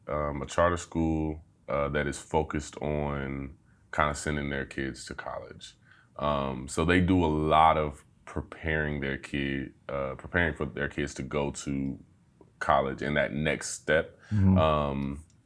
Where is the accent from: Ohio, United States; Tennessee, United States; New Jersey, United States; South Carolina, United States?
Ohio, United States; Dayton; Pretty much borderline Trotwood, end of day in the north side, northwest side. Then I kind of started moving in closer. My years in high school, I spent around Meadowdale.